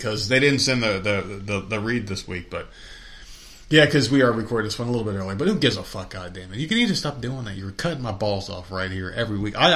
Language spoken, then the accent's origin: English; New Jersey, United States; moved away; also born or lived in New York; when I was growing up in Jersey